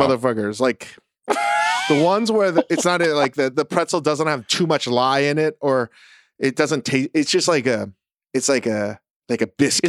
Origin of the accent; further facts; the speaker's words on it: Vienna, Virginia, United States; growing up in Northern Virginia, in Vienna